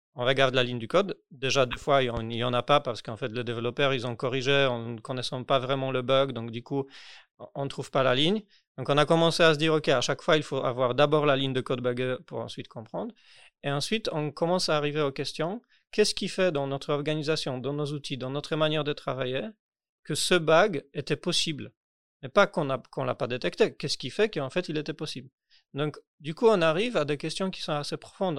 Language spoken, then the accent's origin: French; Poland; French is a second language; moved away as an adult; now in Paris, France; je déménageais en France parce que, parce que je suis polonais. J'ai déménagé en France